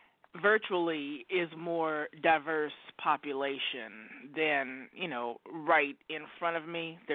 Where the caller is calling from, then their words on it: Oregon, United States; calling from Oregon.